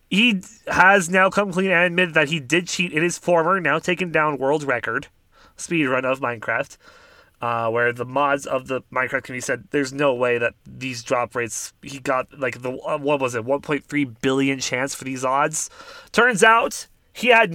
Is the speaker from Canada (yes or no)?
yes; Canada; we're Canadian and don't live in America